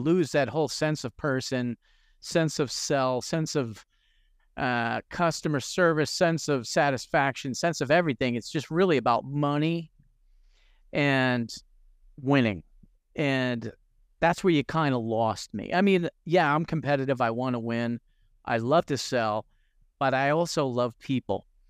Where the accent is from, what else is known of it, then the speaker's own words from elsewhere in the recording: New Jersey, United States; growing up in New Jersey, most of my friends were all Hispanic